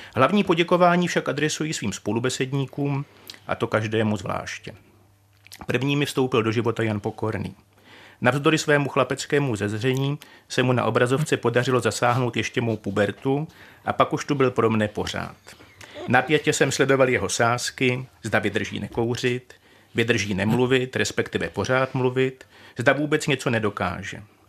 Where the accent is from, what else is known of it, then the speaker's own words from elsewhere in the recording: Czechia; jsme Češi